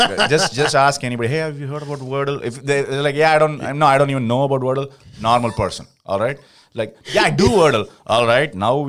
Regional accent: South India, India; I'm from South. Like in the north especially, I've heard people with like three names.

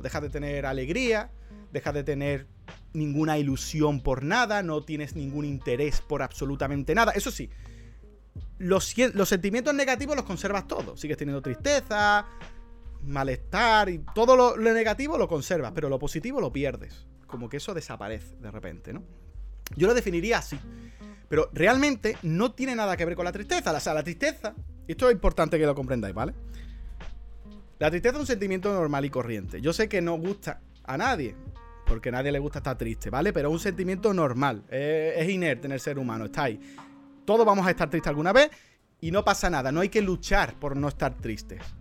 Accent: Andalusia, Spain; soy andaluz

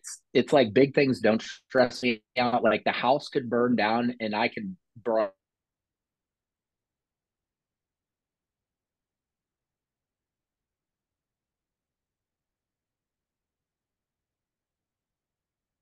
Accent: Columbia, Missouri, United States; I grew up in Columbia, Missouri.

